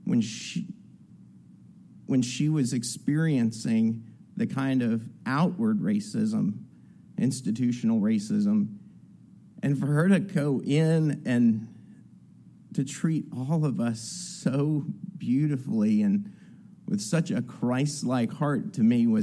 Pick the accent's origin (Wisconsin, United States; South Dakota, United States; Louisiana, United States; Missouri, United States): Louisiana, United States; New Orleans; I grew up in New Orleans, in Algiers. It's on the West Bank, New Orleans